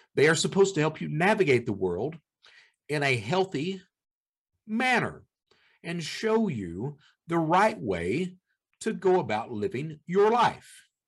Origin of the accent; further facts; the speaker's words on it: Eastern Kentucky, United States; I was born in Eastern Kentucky. My mother was a criminal